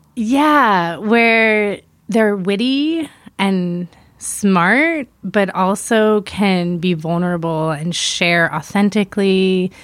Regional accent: East Coast, United States; moved away; also born or lived in Miami / New York; I'm originally from the East Coast, Miami and New York

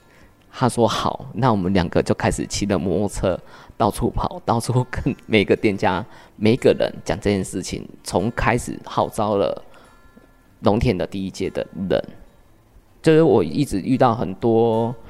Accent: Changhua County, Taiwan; 那彰化应该来讲，就是说我常常听到说彰化一直都不进步，可是从看国外角度再看自己的家乡，还是非常的美。

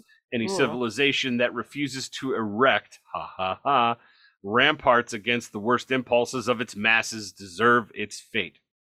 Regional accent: Toronto, Ontario, Canada; It reminds me of when I grew up in Toronto, they jabber.

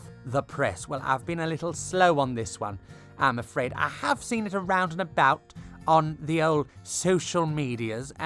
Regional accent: Bristol, South West England, United Kingdom; growing up in Bristol, which is nearby

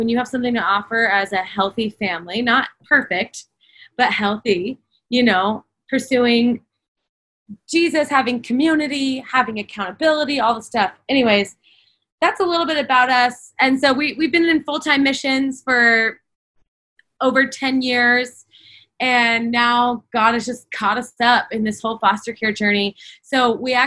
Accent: the Bible Belt, United States; also born or lived in Kona, Hawaii; now in Huntington Beach, United States; I grew up in the Bible Belt

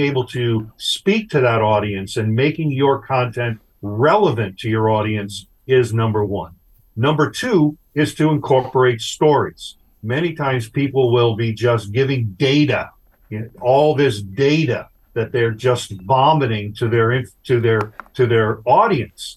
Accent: Long Island, New York, United States; When I was a kid growing up on Long Island, New York

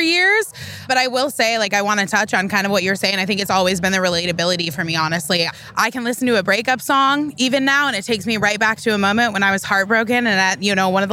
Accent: Denver, Colorado, United States; now in California, United States; I'm originally from Denver, Colorado

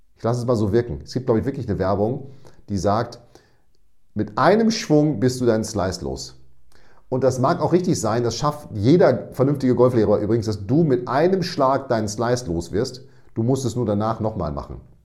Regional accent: Münster, North Rhine-Westphalia, Germany; ich komme aus Münster und da ist der Winter relativ nass

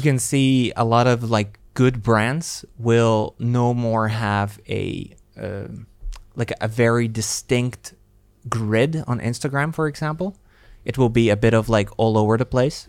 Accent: Latvia; moved away; I am originally from Latvia

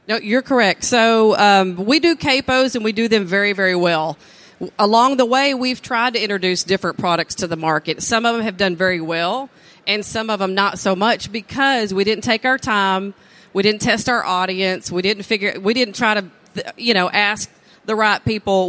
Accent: East Texas, United States; born and raised in East Texas

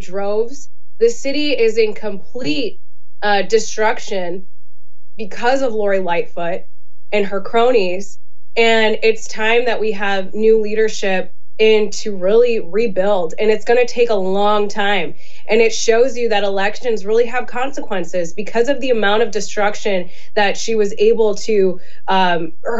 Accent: Illinois, United States; we're from Illinois.

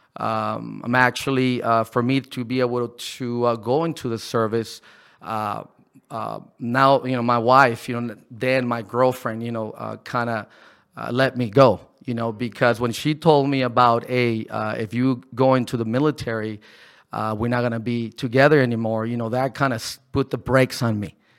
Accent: Ensenada, Baja California, Mexico; moved away as an adult; I was born here in Ensenada.

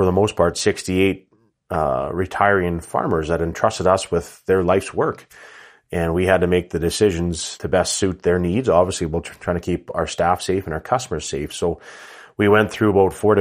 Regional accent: Rouleau, Saskatchewan, Canada; I am based out of southern Saskatchewan, actually in my hometown of Rollo, Saskatchewan, just 30 minutes southwest of Regina.

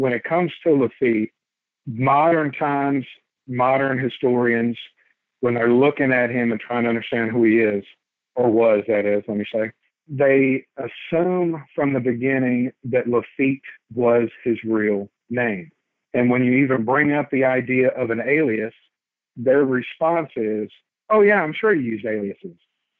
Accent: Baytown, Texas, United States; also born or lived in North Carolina; I am from Baytown, Texas. I was in the military. I actually joined the Army at 18, and I did that for about 10 years.

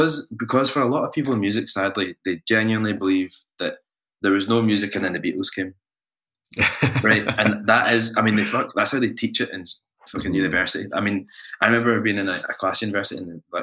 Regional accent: Scotland, United Kingdom; we're not Kenyan, we're not Nigerian, we're Scottish

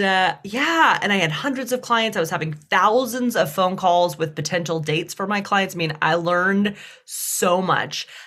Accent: Deep South, United States; accent: Southern; growing up in the Deep South

